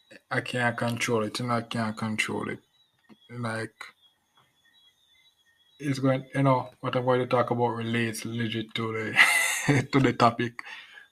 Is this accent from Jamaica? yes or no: yes; Jamaica; I'm a Jamaican as well.